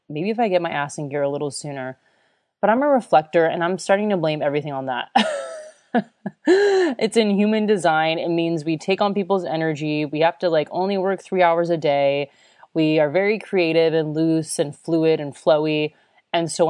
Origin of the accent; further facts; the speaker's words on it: United States; moved away as an adult; also born or lived in Chicago / Florida / Australia; now in Germany; I was from the US